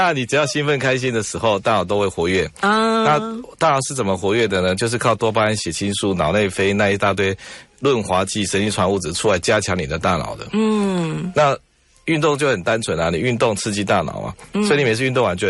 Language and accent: Chinese; Taiwan; 因为我们台湾人也不太喜欢晒太阳嘛